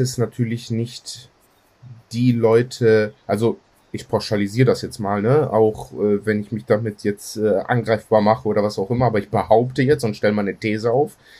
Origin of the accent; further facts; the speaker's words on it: Greece; bei uns in Griechenland